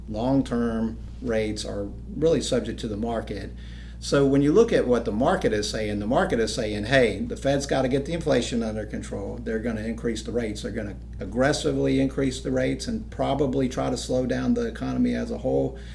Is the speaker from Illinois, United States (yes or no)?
no; Charleston, South Carolina, United States; now in Anderson, United States; actually grew up in Charleston for the most part. My dad's in the military, but I, I tell everybody I grew up in Charleston.